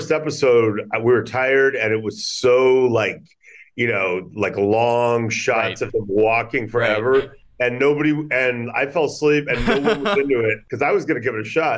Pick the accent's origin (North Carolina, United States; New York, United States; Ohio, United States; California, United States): California, United States; Los Angeles; also born or lived in San Francisco; the guy that we grew up together